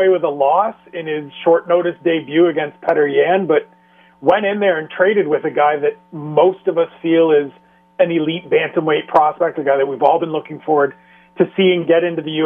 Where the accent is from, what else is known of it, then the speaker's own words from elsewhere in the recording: Canada; as a Canadian